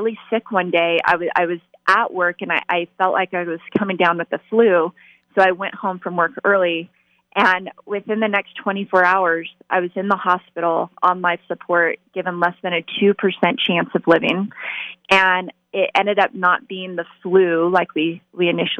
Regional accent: Las Vegas, Nevada, United States; I was born and raised in Las Vegas

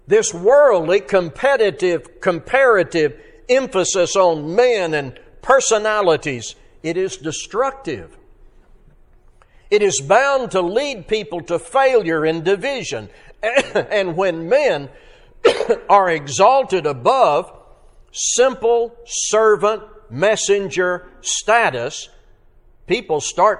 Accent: Arkansas, United States; growing up in Arkansas

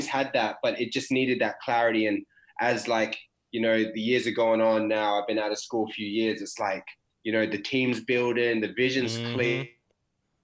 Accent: Perth, Western Australia, Australia; I'm Perth born and raised

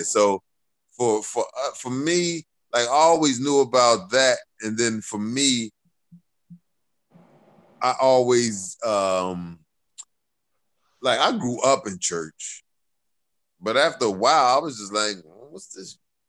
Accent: Philadelphia, Pennsylvania, United States; growing up in Philly, because 5% and Islam was real big here

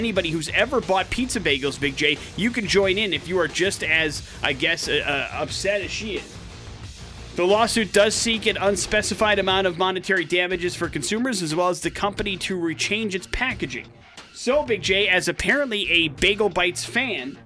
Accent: Wisconsin, United States; moved away

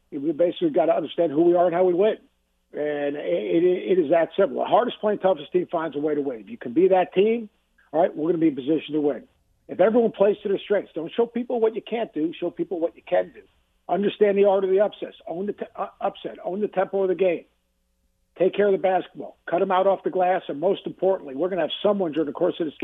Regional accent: Long Island, New York, United States; I grew up in Long Island

